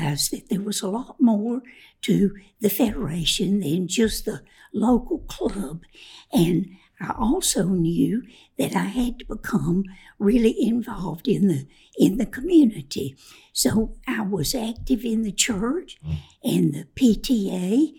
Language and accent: English; Winston-Salem, North Carolina, United States; also born or lived in Spencer, North Carolina; I grew up in Winston-Salem. We moved there the year before I started to school in the first grade.